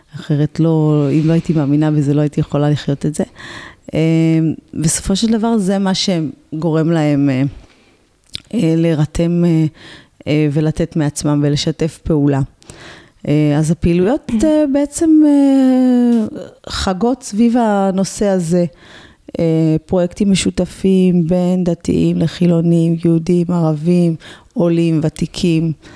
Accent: Ramla, Central District, Israel; גדלתי ברמלה, עיר אה, רב-תרבותית

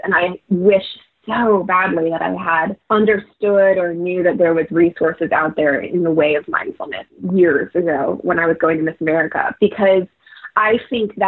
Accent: Florida, United States; my hometown

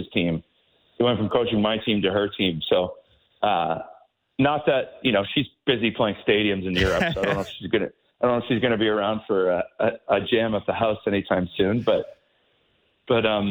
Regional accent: St. Catharines, Ontario, Canada; growing up in St. Catharines

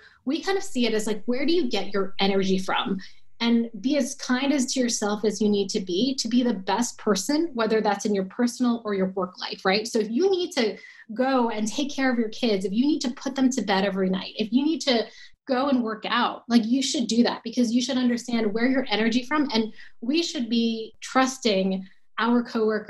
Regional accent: New Jersey, United States; I grew up in New Jersey

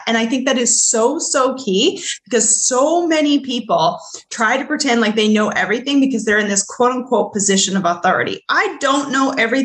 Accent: Canada; I grew up in Canada

